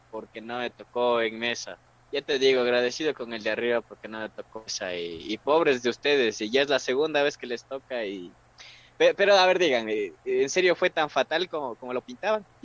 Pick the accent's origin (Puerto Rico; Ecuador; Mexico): Ecuador; No, aquí somos bien ecuatorianos, mija.